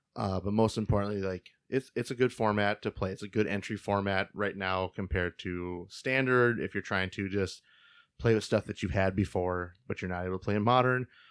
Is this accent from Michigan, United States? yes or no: no; Fargo, North Dakota, United States; We're both from Fargo area.